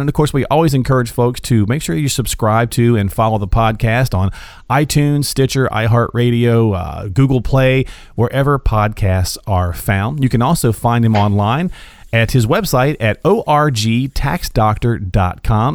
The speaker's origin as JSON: {"language": "English", "region": "North Carolina", "country": "United States", "also_born_or_lived": "Michigan", "moved": "yes", "lives_now": "Des Moines, United States", "said": "I'm from North Carolina, and I used to live in Michigan"}